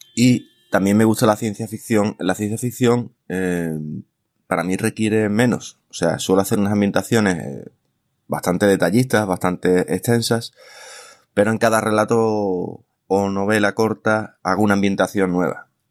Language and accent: Spanish; Bay of Cádiz, Andalusia, Spain; está ambientada en mi tierra, ¿eh? entre Puerto Real, Cádiz, San Fernando, etcétera, en el entorno del cuerno de la bahía de Cádiz